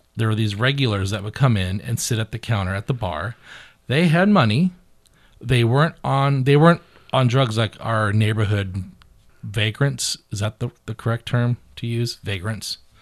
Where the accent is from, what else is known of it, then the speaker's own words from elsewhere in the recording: Beaverton, Oregon, United States; I'm from the bougie side of town. I'm from Beaverton